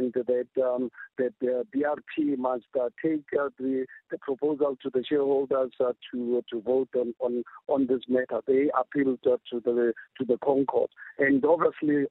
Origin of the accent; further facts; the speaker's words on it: South Africa; as a South African living in a country with a constitution